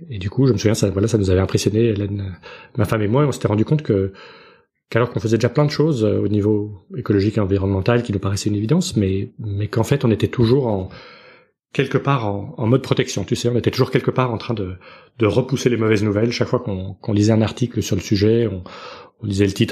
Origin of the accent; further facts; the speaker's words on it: Belgium; now in United States; je suis belge